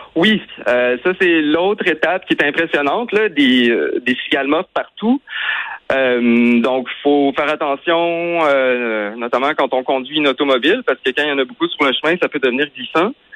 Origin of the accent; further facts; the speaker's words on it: Quebec, Canada; chez nous au Québec